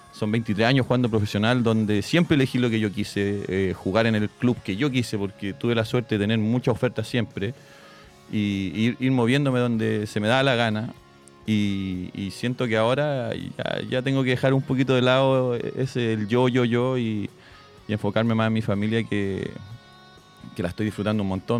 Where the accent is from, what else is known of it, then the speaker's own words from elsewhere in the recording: Santiago, Santiago Metropolitan Region, Chile; moved away; Yo soy de Santiago, en Santiago jugaba mucho